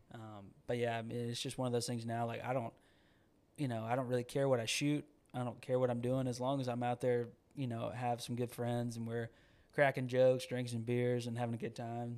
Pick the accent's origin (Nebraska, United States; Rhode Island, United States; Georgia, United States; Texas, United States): Georgia, United States; moved away as an adult; now in Nashville, United States; growing up in Georgia